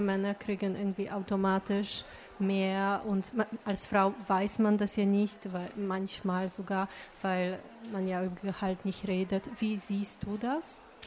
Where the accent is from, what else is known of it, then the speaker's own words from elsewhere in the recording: Poland; moved away; Ich komme ursprünglich aus Polen